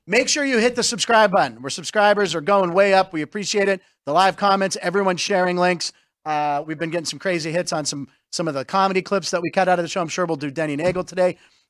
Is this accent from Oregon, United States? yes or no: no; Pittsburgh, Pennsylvania, United States; it was filmed in my hometown. Oh my God, Fish That Saved Pittsburgh.